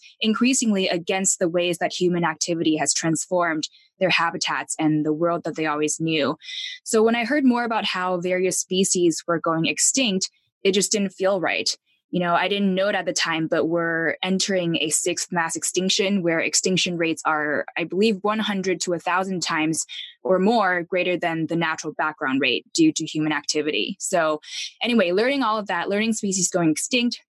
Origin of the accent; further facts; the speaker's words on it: Taipei, Taiwan; moved away; I grew up in Taipei, Taiwan